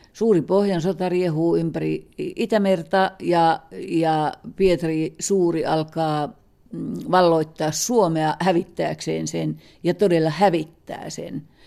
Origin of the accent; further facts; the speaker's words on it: Kainuu, Finland; me molemmat olemme kainuulaisia